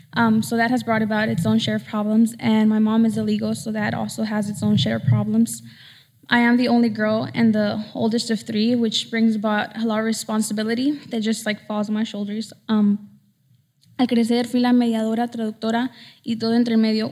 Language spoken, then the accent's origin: English; United States; moved away as an adult; Nací, crecí en el Valle. I was born and raised in the Valley